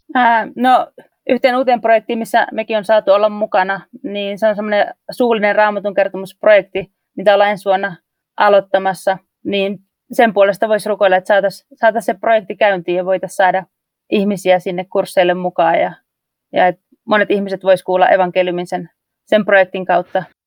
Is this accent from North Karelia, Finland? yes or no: yes; North Karelia, Finland; moved away as an adult; now in Papua New Guinea; kun mä oon Pohjois-Karjalasta kotoisin